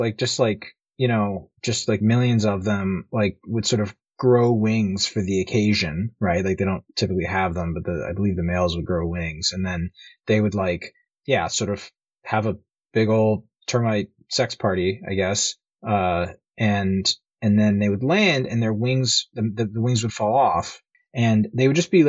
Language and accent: English; Liberia; Like, when I grew up mostly in Liberia, and, you know, they've got, like, those, like, big, crazy, like, rhino beetles and stuff there